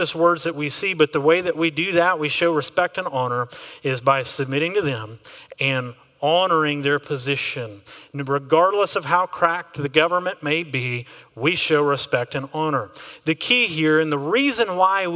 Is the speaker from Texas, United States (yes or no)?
yes; Texas, United States; I am an American, which gives me a very unique flavor when I'm looking at government. But I'm also a Texan, which gives a whole other flavor.